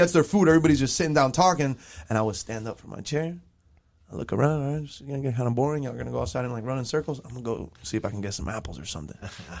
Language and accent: English; Doral, Florida, United States; also born or lived in South Miami; It was just crazy for me because I was coming from Doral. And obviously my parents get divorced. And then I end up South Miami, different home. We moved. And I just go to a brand new school, Sunset Elementary.